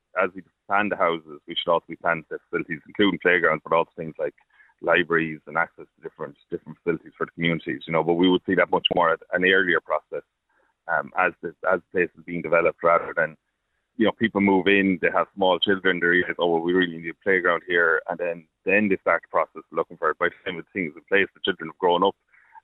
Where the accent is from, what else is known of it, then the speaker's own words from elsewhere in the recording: Wolf Hill, Laois, Ireland; now in Killeshin, Ireland; Yeah, so Killeshan is, I moved into it myself in 2018. I'm from Wolf Hill originally